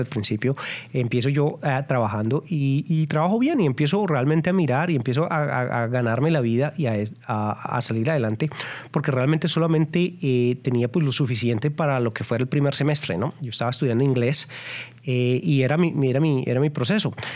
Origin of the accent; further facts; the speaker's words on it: Colombia; moved away as an adult; also born or lived in Texas, United States; now in United States; yo vine de Colombia yo soy colombiano emigrante colombiano y yo llegué muy joven